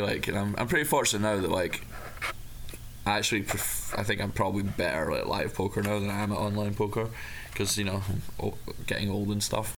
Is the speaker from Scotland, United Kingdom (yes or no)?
yes; Dumfries, Scotland, United Kingdom; back in my my hometown of Dumfries